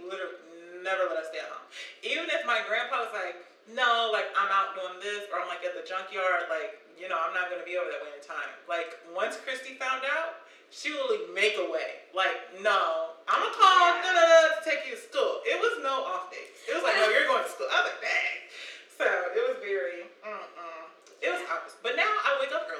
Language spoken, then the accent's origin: English; St. Louis, Missouri, United States; from St. Louis